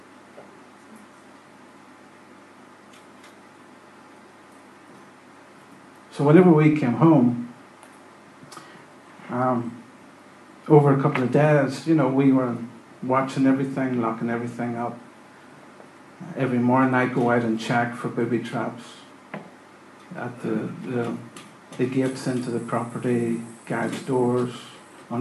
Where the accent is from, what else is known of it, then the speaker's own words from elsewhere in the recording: Northern Ireland, United Kingdom; moved away; You know that I'm an Irishman. You know that I grew up in the middle of the Troubles